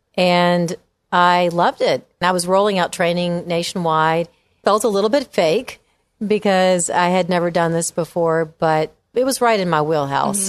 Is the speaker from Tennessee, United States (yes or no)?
yes; Memphis, Tennessee, United States; moved away as an adult; also born or lived in Virginia / England / Washington, D.C.; I grew up in Memphis, went to high school at Lausanne